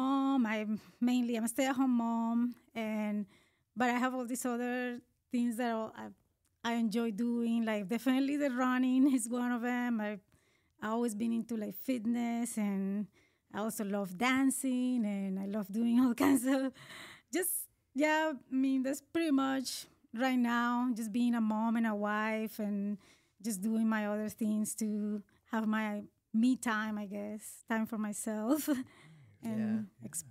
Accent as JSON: {"language": "English", "country": "Colombia", "tie": "born or raised there", "second_language": "English", "moved": "as an adult", "lives_now": "United States", "said": "I was born in Colombia in South America"}